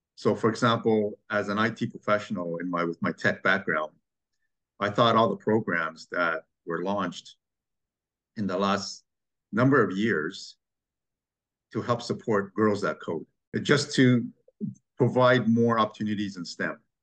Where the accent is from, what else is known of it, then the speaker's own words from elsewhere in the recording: Montreal, Quebec, Canada; now in Toronto, Canada; growing up in Quebec and Montreal